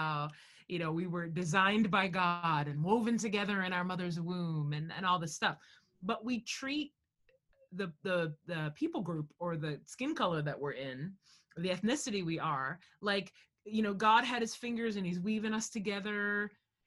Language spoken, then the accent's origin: English; United States; I'm Black American